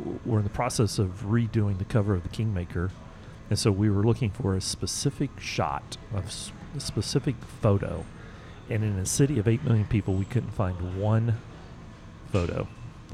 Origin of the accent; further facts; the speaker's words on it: the South, United States; I grew up in the South.